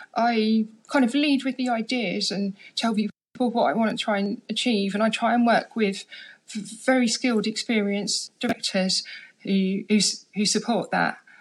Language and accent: English; London, United Kingdom; I grew up in London. I come from Harlesden